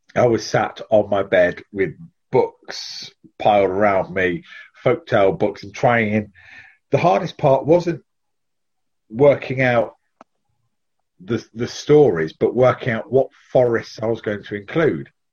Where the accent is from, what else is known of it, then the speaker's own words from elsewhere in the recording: Leicestershire, East Midlands, United Kingdom; I live in Leicestershire, born and bred in Leicestershire